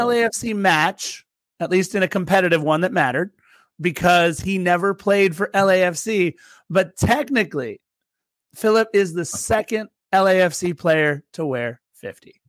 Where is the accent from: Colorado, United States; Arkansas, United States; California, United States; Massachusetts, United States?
California, United States; Torrance; also born or lived in Lawndale; I'm from Torrance, live in Lawndale